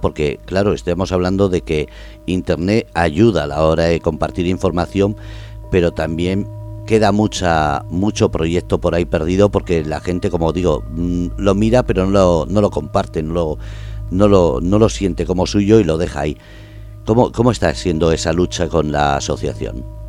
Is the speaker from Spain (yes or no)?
yes; Basque Country, Spain; soy vasco